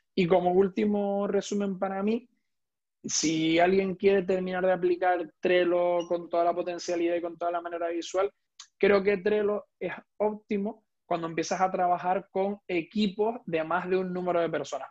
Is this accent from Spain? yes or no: yes; Tenerife, Canary Islands, Spain; tanto Héctor como yo somos canarios, concretamente de, de Tenerife